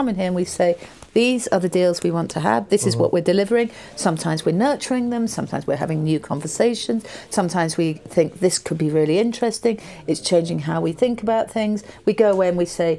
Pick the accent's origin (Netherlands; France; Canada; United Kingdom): United Kingdom; I'm British.